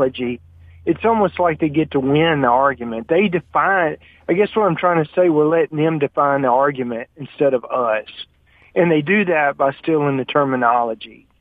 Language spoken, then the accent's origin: English; United States; I was born in America.